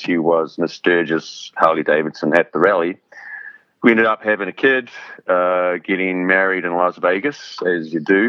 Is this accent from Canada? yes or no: no; New Zealand; moved away as an adult; also born or lived in London; I grew up in New Zealand, which is a long way from anywhere